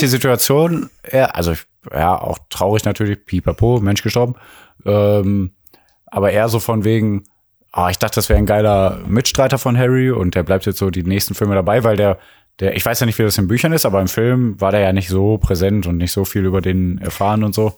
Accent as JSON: {"language": "German", "town": "Mülheim an der Ruhr", "region": "North Rhine-Westphalia", "country": "Germany", "said": "Also wir kommen aus Mülheim, wir kommen aus dem Ruhrgebiet, Ruhrgebiet"}